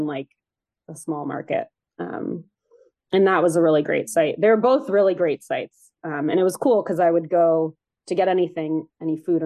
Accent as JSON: {"language": "English", "area": "Bay Area", "region": "California", "country": "United States", "tie": "born or raised there", "said": "Growing up in the Bay Area where the weather is very mild all the time"}